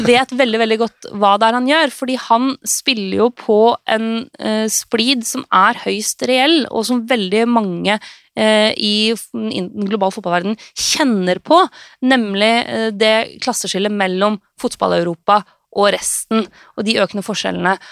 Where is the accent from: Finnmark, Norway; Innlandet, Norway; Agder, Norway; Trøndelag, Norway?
Innlandet, Norway; Lillehammer; den fotballen jeg vokste opp med eh, på Stampesletta på Lillehammer